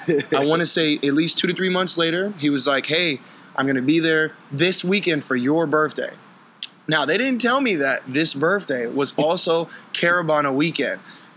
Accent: United States; I'm an American shisha smoker

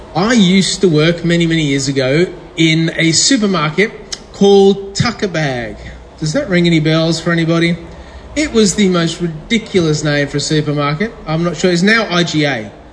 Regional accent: England, United Kingdom; I was born in England

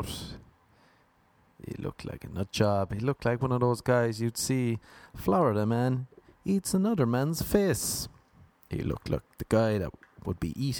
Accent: Ireland; moved away

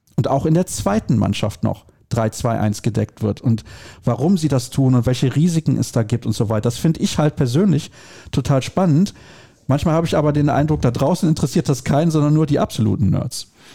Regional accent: Solingen, North Rhine-Westphalia, Germany; ich komme aus Solingen

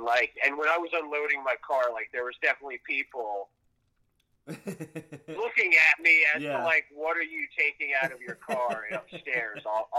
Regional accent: Yardley, Pennsylvania, United States; also born or lived in Philadelphia, Pennsylvania; Outside of Philadelphia, in Bucks County. So for me, in a place called Yardley, Pennsylvania.

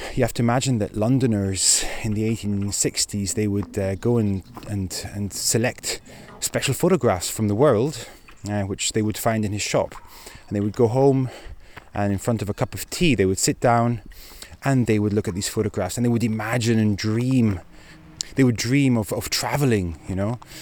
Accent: Ticino, Switzerland; also born or lived in Scotland; I'm half Scottish, I'm half Swiss, and I've lived most of my life in Ticino.

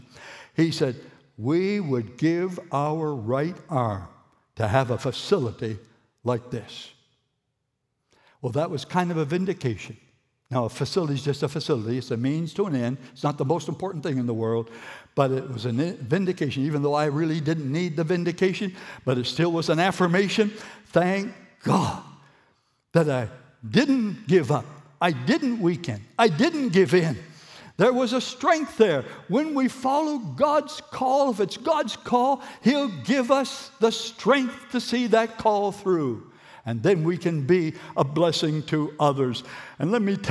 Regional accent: Moncton, New Brunswick, Canada; I've been brought up here

